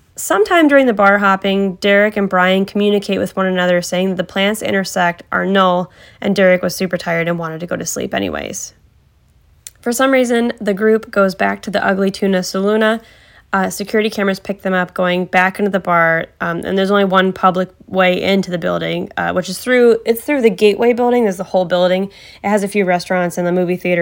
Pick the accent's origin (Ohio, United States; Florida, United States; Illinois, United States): Ohio, United States; Cleveland; I've lived in the vicinity of Cleveland my entire life